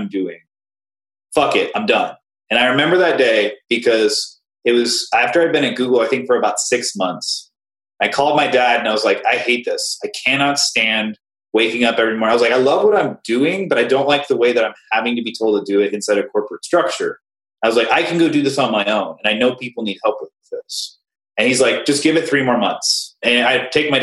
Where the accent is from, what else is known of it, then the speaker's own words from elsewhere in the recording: Cheyenne, Wyoming, United States; I grew up in Cheyenne, Wyoming, tiny little place, middle of nowhere